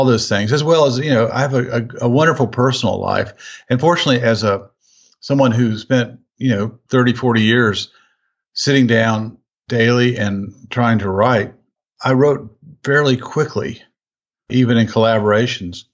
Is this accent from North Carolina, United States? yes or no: yes; Durham, North Carolina, United States; moved away as an adult; now in Nashville, United States; when I was at Duke University in my hometown of Durham